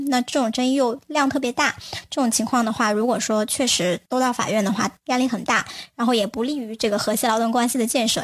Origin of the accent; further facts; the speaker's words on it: China; 我们大家还是会有一些我们自己中国特色的文化的一些观念